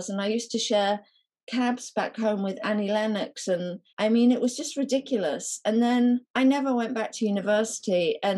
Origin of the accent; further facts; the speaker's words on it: Nottingham, East Midlands, United Kingdom; but because I was from Nottingham